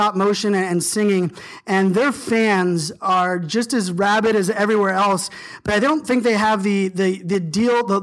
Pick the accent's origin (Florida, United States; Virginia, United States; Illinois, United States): Virginia, United States; Virginia Beach; I was a surfer growing up in Virginia Beach